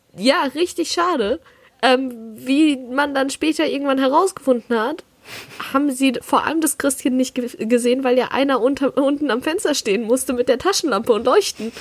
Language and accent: German; southwest Germany, Germany; ich komme ja aus dem Süden von Deutschland eher. Südwesten ist es im Endeffekt